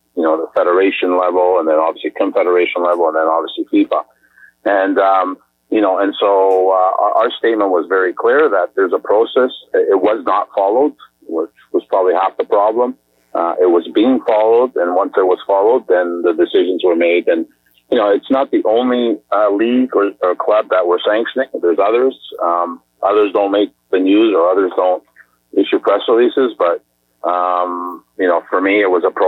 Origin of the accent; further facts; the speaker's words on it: Canada; as a Canadian